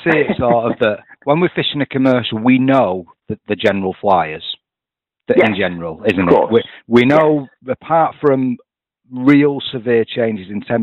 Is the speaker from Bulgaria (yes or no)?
no; Manchester, North West England, United Kingdom; moved away as an adult; now in Lincolnshire, United Kingdom; I'm from Manchester.